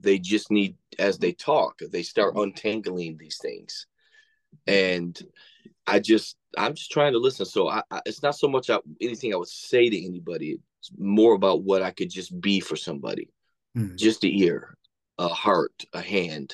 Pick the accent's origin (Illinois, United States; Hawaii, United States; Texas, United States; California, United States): Illinois, United States; West Frankfort; also born or lived in Battle Creek, Michigan / Kentucky; I'm originally from Battle Creek, Michigan, but then when my parents divorced, we moved down to like West Frankfort, Illinois, but basically Kentucky